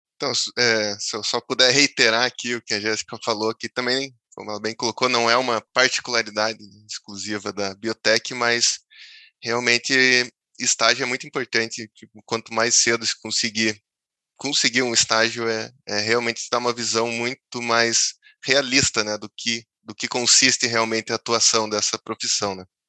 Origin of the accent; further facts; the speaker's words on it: Palmeira, Paraná, Brazil; eu sou natural de Palmeira, né, cidadezinha perto ali de Curitiba